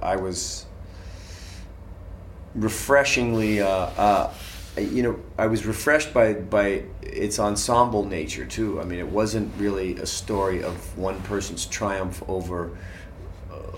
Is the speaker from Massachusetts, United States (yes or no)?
yes; Boston, Massachusetts, United States; I grew up in Boston Irish Catholic